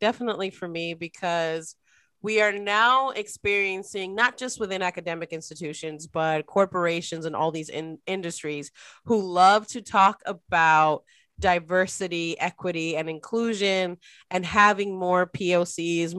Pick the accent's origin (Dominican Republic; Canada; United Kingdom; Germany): Dominican Republic; moved away; I'm an immigrant. My family, I was born in the Dominican Republic. I'm born to immigrant parents